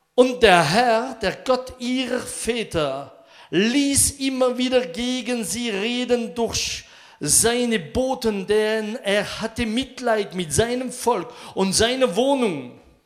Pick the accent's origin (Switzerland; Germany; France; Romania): France; German is a second language; Bei uns in Frankreich